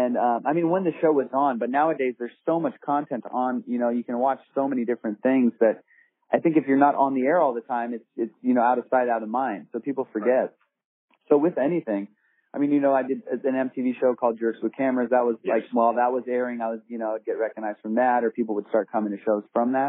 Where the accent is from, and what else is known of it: Southern California, United States; born or raised there; also born or lived in Iran